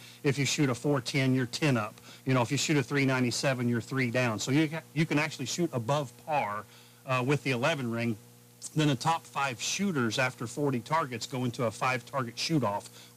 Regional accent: Spencer, Indiana, United States; I'm from Spencer, Indiana, about 4 hours straight west of here

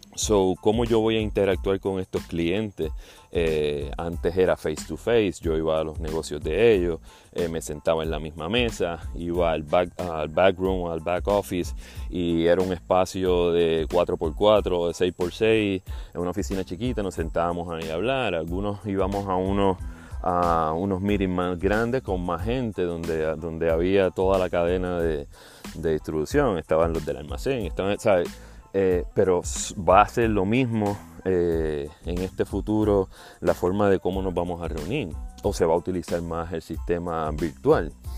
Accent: Juana Díaz, Puerto Rico; moved away as an adult; now in South Florida, United States; puertorriqueño de Juana Díaz, ah, viviendo en el sur de la Florida. Eh, hace seis años me mudé de Puerto Rico.

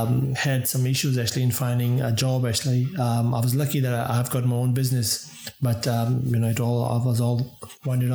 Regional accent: Islamabad, Islamabad Capital Territory, Pakistan; moved away as an adult; also born or lived in Sydney, Australia; now in Tasmania, Australia; I was born in Islamabad.

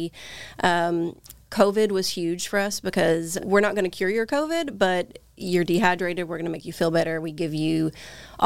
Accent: Kentucky, United States; moved away as an adult; now in San Diego, United States; I am from Kentucky and started out in healthcare when I was 18. Then I got a little of experience, and coming from a small town in eastern Kentucky

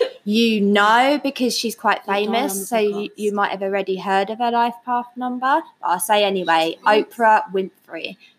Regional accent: England, United Kingdom; we're English

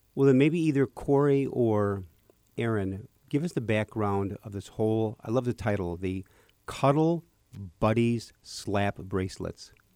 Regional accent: Park Ridge, Illinois, United States; raised in Park Ridge

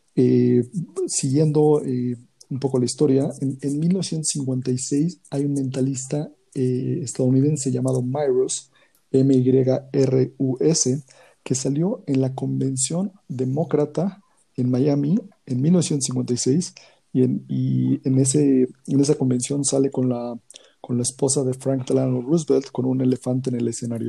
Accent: Mexico City, Mexico; soy de la Ciudad de México

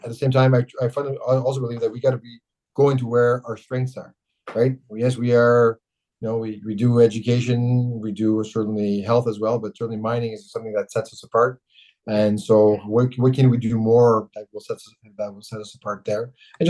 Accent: Kapuskasing, Ontario, Canada; now in Sudbury, Canada; So I grew up in Kapuskasing.

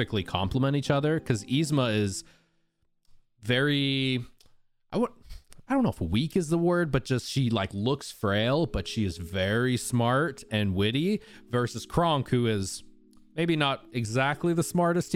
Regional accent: Southern Utah, United States; Growing up, I grew up in Southern Utah, so Disneyland was like a 6 hour or so drive away

